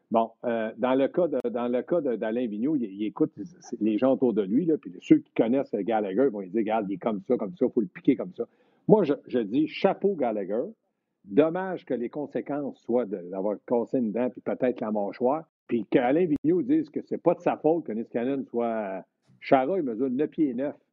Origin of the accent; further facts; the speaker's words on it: Sorel, Quebec, Canada; Ben je viens de Sorel.